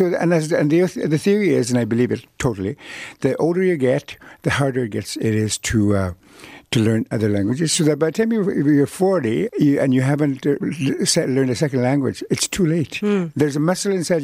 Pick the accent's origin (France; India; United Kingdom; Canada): Canada; first language Cree; English is a second language; I grew up in Cree and other native languages